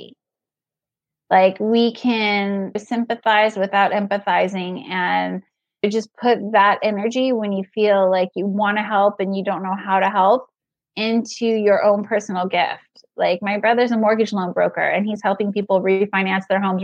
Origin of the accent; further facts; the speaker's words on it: California, United States; moved away as an adult; also born or lived in Manhattan; now in New York, United States; I was born and raised in California and I practiced there for 5 years before I moved to Manhattan